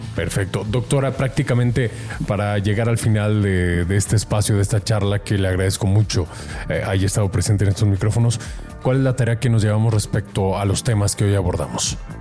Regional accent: Mexico; como mexicanos

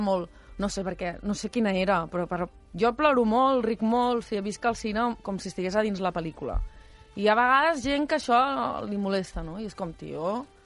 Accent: Esparreguera, Catalonia, Spain; l'avi era, el, era el projeccionista del cine del meu poble. Uh -huh. I llavors jo em passava tots els caps de setmana al cine d'Esparreguera

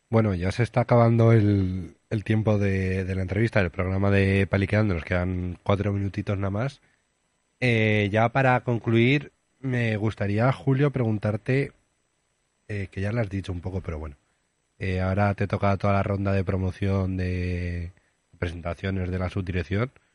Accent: Aragon, Spain; ¿Te vendrías a mi pueblo? Que es un pueblo chico. Bueno, ya conoces mi pueblo. ¿Te vendrías a Campi de Aragón?

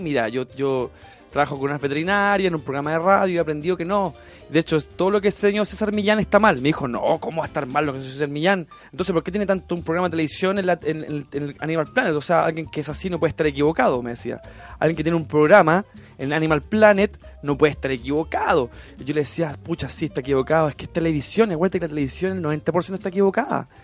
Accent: Chile

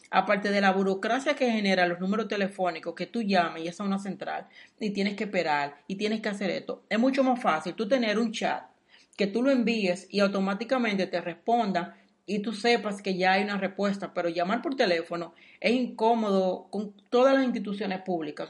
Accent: Dominican Republic; moved away; soy dominicano

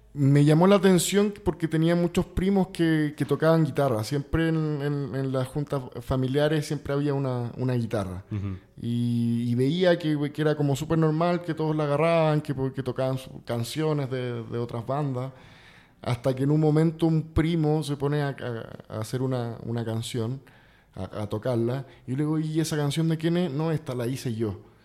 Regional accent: Santiago, Santiago Metropolitan Region, Chile; now in Mexico; yo nací en Santiago de Chile

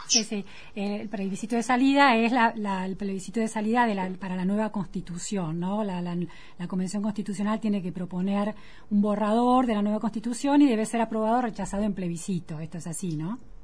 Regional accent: Argentina; Para los argentinos eso es una experiencia interesante porque hemos hecho exactamente lo contrario

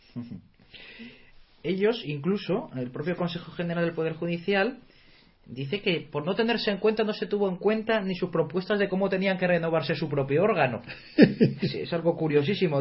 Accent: Spain

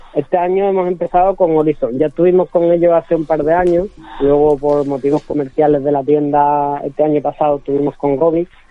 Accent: Seville, Andalusia, Spain; yo soy nacido aquí en Sevilla, criado aquí en Sevilla

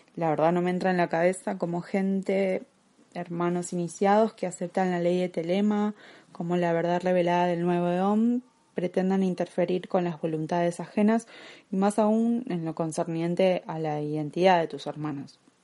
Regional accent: Argentina; como argentina

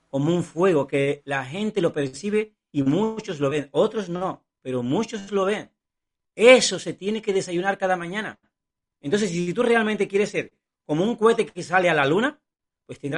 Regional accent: Cuba; born there; Yo nací en Cuba, no tenía sueños, no tenía posibilidades de alcanzar nada en la vida, ni siquiera viajar.

